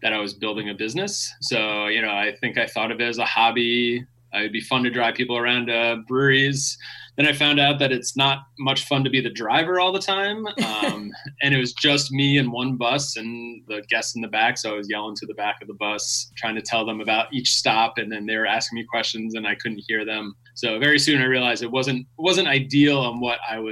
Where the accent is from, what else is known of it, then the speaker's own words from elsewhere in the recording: Long Island, New York, United States; also born or lived in Massachusetts; now in Portland, United States; I'm originally from New York, Long Island specifically.